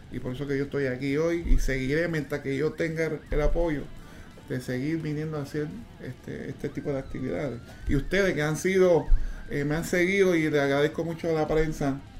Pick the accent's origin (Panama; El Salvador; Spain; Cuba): Panama; nos conocimos aquí en mi país, se casó con una, panameña.